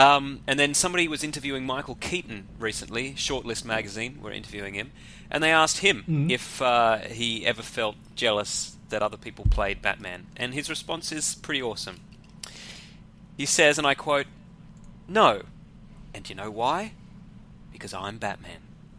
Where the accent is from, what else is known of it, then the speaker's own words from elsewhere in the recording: Sydney, New South Wales, Australia; I'm from Sydney